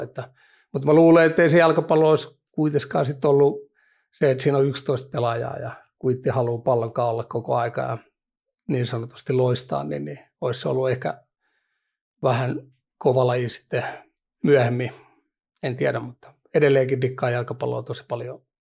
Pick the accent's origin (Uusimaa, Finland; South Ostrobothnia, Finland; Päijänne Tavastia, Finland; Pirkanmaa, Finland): Uusimaa, Finland; Vantaa; oon Vantaan Hakunilasta kotosi